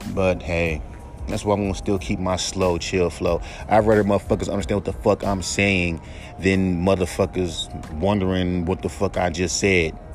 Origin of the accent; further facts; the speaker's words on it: West Coast, United States; I'm from the West Coast